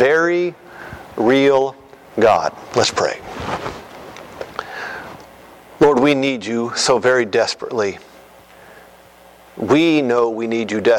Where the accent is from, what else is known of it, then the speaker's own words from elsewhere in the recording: United States; As a kid growing up in the United States, rural America